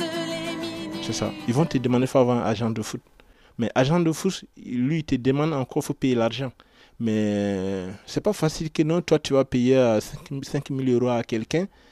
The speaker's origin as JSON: {"language": "French", "country": "Côte d’Ivoire", "also_born_or_lived": "Italy", "moved": "as an adult", "lives_now": "Paris, France", "said": "je viens de la Côte d'Ivoire"}